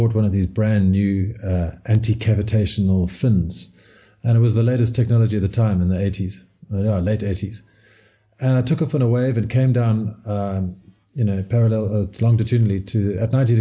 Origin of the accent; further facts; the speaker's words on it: Cape Town, Western Cape, South Africa; accent: South African; I was born in Cape Town, right at the southernmost tip of Africa.